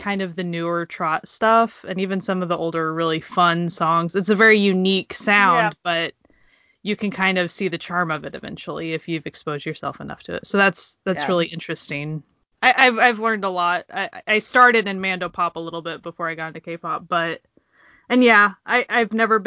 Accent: Oklahoma, United States; I grew up in Oklahoma

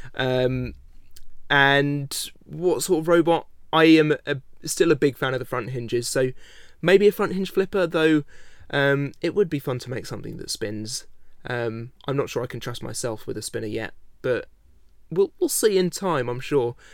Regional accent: United Kingdom; I am British

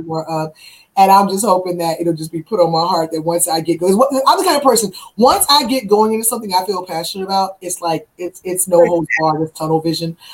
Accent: Virginia, United States; moved away; I had interviews in my hometown of Virginia

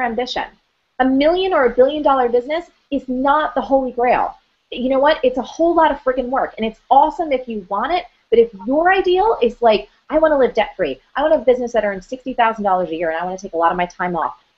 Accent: New Jersey, United States; I'm from Jersey

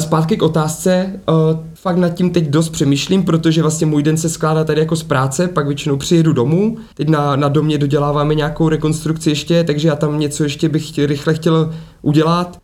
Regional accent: Ostrava, Moravian-Silesian Region, Czechia; moved away; jsem původně z Ostravy, ať jsem jako žil roky různě, různě bokem

